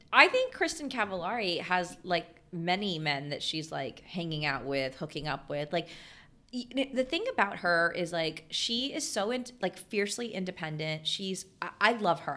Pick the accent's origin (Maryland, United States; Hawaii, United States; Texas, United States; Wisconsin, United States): Texas, United States; I grew up in Texas, like I'm a Walmart girl